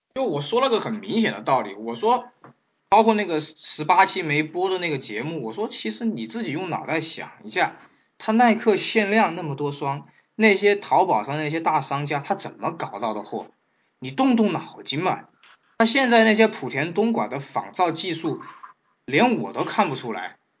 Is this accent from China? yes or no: yes; China; 我们中国人的这个投保意识非常差